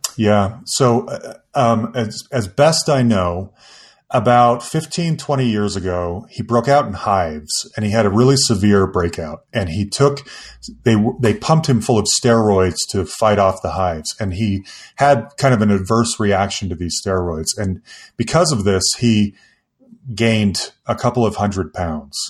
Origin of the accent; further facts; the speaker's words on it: Salt Lake City, Utah, United States; moved away as an adult; now in Denver, United States; I grew up in Salt Lake City